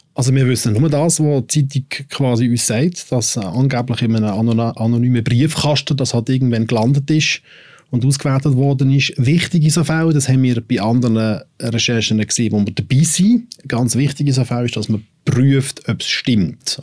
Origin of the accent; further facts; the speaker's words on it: Switzerland; wir als betroffene Schweizer